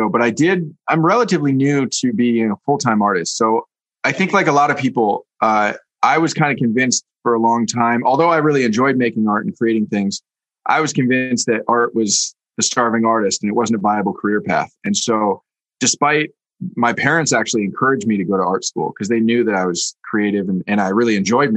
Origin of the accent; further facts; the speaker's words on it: Bay Area, California, United States; now in New York, United States; I grew up in the Bay Area going to Oakland A's games as a kid